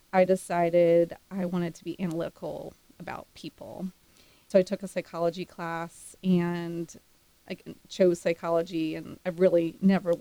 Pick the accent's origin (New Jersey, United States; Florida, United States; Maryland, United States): Maryland, United States; Silver Spring; moved away as an adult; also born or lived in Pittsburgh, Pennsylvania / Austin, Texas; Grew up around Washington, D.C. in Silver Spring, Maryland